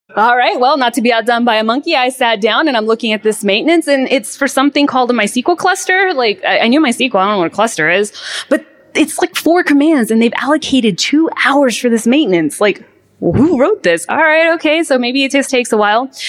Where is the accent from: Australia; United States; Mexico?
Mexico; moved away; I grew up in Mexico where there was no grid to speak of.